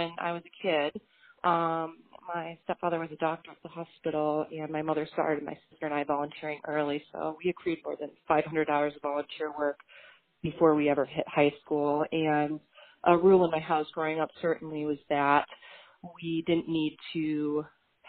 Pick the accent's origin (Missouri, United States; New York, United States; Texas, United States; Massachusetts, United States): Massachusetts, United States; Beverly; my hometown here in Beverly, Massachusetts